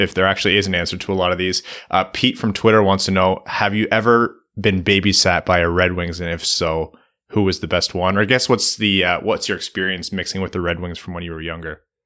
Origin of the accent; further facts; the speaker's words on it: Windsor, Ontario, Canada; my hometown, Windsor.